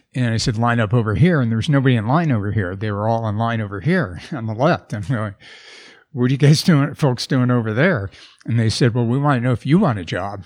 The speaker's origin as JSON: {"language": "English", "region": "Wisconsin", "country": "United States", "tie": "born or raised there", "moved": "yes", "said": "I grew up in Wisconsin"}